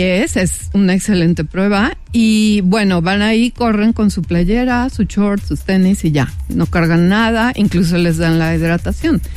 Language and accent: Spanish; Mexico; Voy a ser la única mujer mexicana